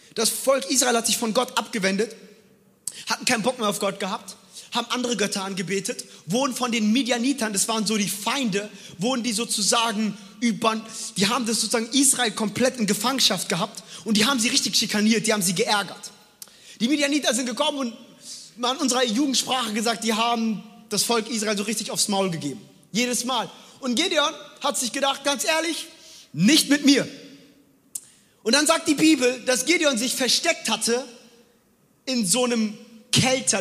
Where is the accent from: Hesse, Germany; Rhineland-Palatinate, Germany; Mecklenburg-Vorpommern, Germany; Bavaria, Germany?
Hesse, Germany; Frankfurt; moved away as an adult; also born or lived in New York City; now in Stuttgart, Germany; ich bin in Frankfurt groß geworden. Frankfurt ist nicht NYC, aber Frankfurt ist Straße.